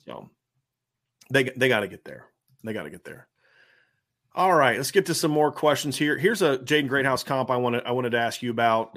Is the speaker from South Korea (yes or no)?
no; Lima, Ohio, United States; My family ate a lot in Lima when I was a kid in the 80s